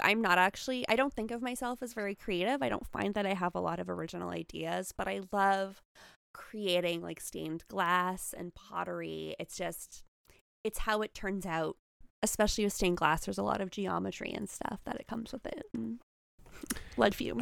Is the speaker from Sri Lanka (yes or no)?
no; Canada; as a Canadian